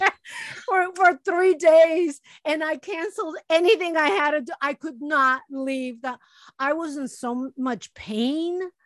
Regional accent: Chicago, Illinois, United States; moved away; my friends that I grew up with in Chicago

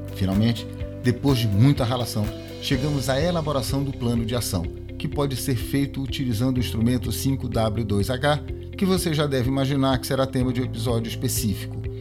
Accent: Pará, Brazil; sou paraense

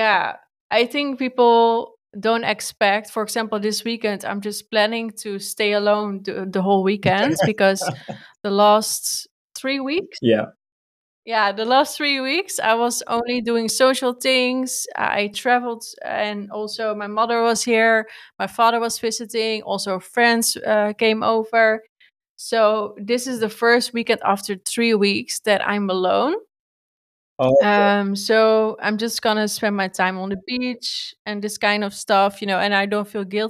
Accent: Netherlands; English is a second language; I'm from Holland. I thought, okay, my English is not so good.

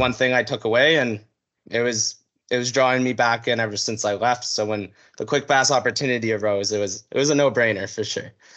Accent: North Vancouver, British Columbia, Canada; born and raised in North Vancouver, British Columbia.

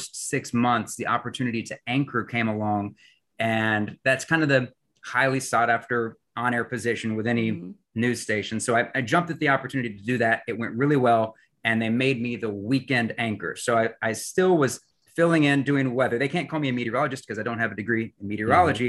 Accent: West Virginia, United States; moved away as an adult; now in Michigan, United States; I had the opportunity to move away from my hometown there in West Virginia

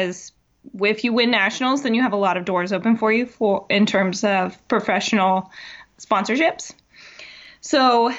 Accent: Tennessee, United States; So I am from Tennessee, born and raised. I dodged the accent, though, because my dad's Canadian and my mom's from Ohio.

